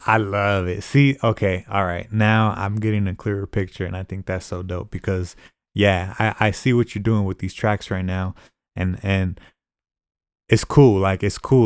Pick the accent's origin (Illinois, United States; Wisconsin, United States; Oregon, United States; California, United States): California, United States; Fresno; I'm from Fresno too